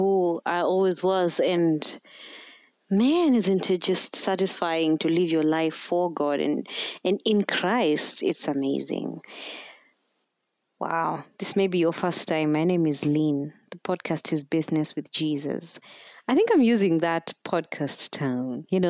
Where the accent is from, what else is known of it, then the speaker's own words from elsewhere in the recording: Kenya; as a Kenyan podcaster or as a Kenyan content creator